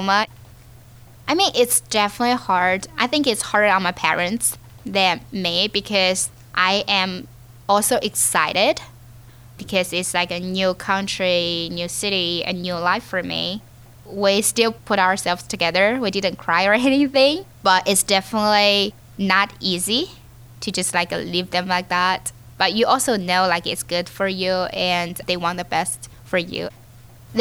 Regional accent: Chengdu, Sichuan, China; moved away as an adult; also born or lived in Beijing / Hong Kong; now in Pittsburgh, United States; I grew up in Chengdu and I went to Beijing for my college.

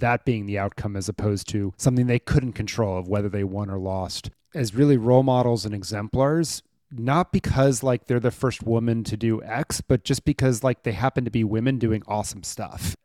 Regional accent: Maryland, United States; a school near where I grew up in Maryland

